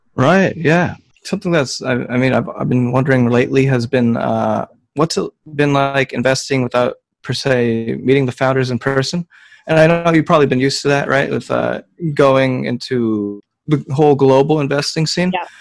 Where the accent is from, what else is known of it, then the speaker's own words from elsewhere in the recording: Philippines; moved away; I'm Filipino